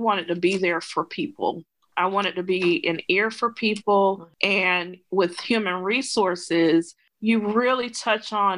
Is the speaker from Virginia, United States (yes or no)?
no; Edison, Georgia, United States; moved away as an adult; also born or lived in Atlanta, Georgia; So I grew up in Southwest Georgia, grew up in poverty.